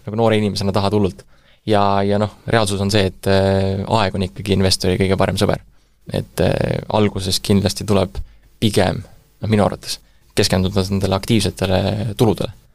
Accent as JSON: {"language": "Estonian", "town": "Tallinn", "region": "Harju County", "country": "Estonia", "tie": "born or raised there", "also_born_or_lived": "Germany / China", "said": "sündinud Tallinnas käisin koolis ka Tallinnas"}